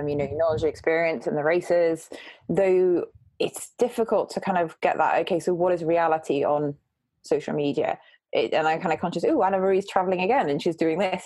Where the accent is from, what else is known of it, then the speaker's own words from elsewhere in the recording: North East England, United Kingdom; moved away; also born or lived in Saudi Arabia; I'm actually from the northeast